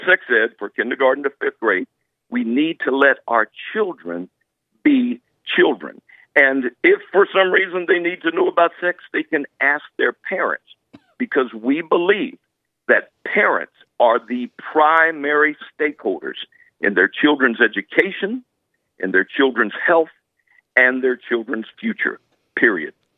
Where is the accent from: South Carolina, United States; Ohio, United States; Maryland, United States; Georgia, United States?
South Carolina, United States; Simpsonville; I'm from Simpsonville, South Carolina